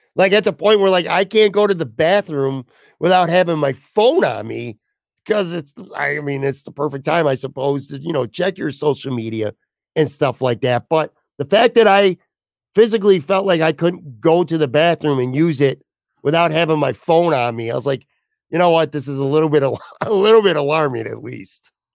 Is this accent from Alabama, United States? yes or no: no; Buffalo, New York, United States; I didn't grow up in New York. I grew up in Buffalo, but I was born in New York City